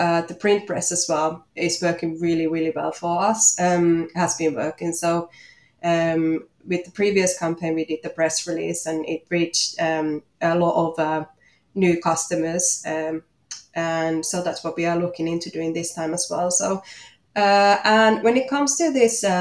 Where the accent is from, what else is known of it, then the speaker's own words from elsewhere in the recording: Finland; English is a second language; moved away as an adult; also born or lived in Manchester, United Kingdom; now in Australia; you might hear from my accent that I'm from Finland